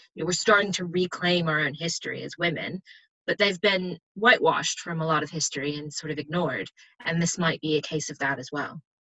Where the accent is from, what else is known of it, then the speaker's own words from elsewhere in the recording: United States; as an American